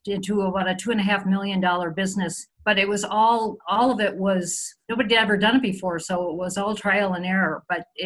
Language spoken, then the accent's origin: English; a suburb of Minneapolis, Minnesota, United States; moved away as an adult; now in Denver, United States; I grew up in a suburb of Minneapolis, Minnesota